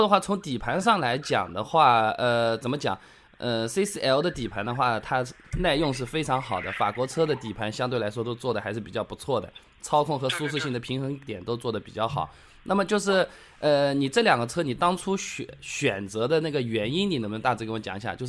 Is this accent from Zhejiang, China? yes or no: yes; Hangzhou, Zhejiang, China; 啊，我打给你的，我是杭州的。